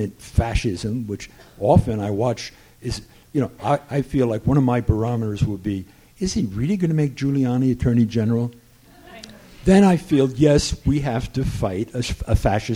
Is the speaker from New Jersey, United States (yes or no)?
yes; New Jersey, United States; I grew up in New Jersey near Fort Monmouth